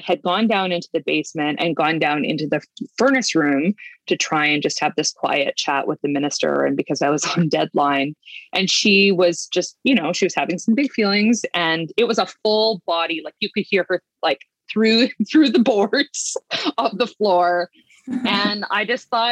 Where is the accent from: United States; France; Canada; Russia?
Canada; northern Manitoba; moved away; I grew up in Manitoba, in northern Manitoba, at least we moved around a bit